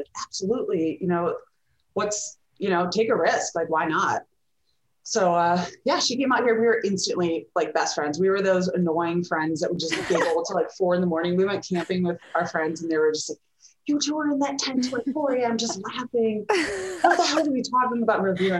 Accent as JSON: {"language": "English", "region": "Michigan", "country": "United States", "tie": "born or raised there", "moved": "as an adult", "lives_now": "Denver, United States", "said": "we both are originally from Michigan, and we moved out to Denver for the job with the same company."}